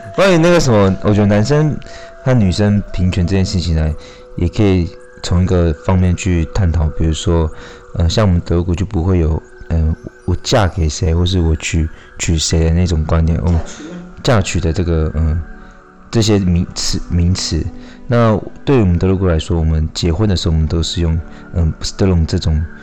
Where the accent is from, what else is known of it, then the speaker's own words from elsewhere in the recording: Shuiyuan Village, Hualien County, Taiwan; 那我是来自水源村的泰鲁格族